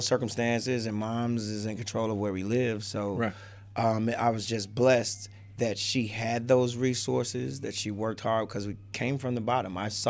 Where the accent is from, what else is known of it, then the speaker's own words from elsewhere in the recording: Chicago, Illinois, United States; I'd like to say I'm from Chicago. So I have all the sides on me. I got some suburban, some projects, some everything. So originally Cabrini Green.